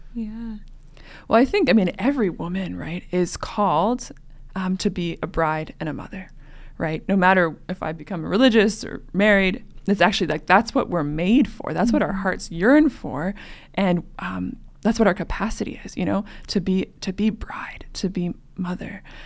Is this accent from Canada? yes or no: yes; Western Canada, Canada; moved away as an adult; now in Denver, United States; I'm originally from Canada, Western Canada, where it's also cold like North Dakota.